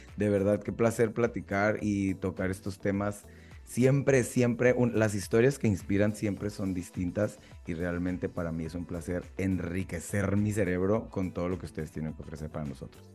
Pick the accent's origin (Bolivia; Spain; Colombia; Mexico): Mexico; uno como mexicano